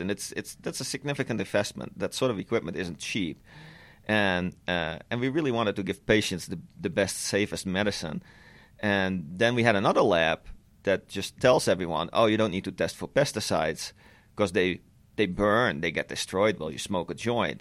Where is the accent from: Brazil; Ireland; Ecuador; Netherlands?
Netherlands; moved away; back when I was still living in the Netherlands, I'm, I'm Dutch, I'm originally from the Netherlands.